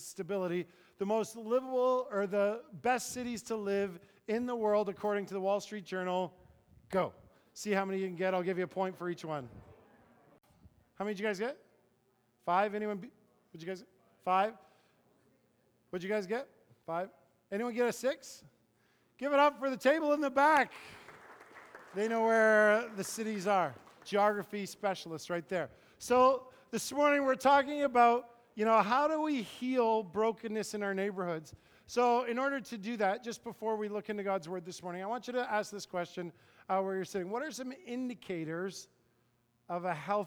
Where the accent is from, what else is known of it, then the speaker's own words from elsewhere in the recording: Paris, Ontario, Canada; I grew up kind of in Paris, Ontario